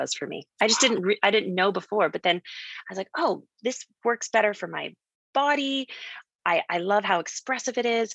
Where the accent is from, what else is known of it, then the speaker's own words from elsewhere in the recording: Canada; moved away as an adult; also born or lived in New York City, United States / Philadelphia, United States; growing up in Canada